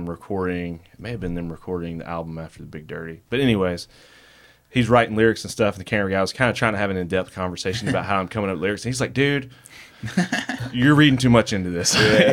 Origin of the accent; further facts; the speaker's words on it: Pleasant Grove, Alabama, United States; We grew up in Pleasant Grove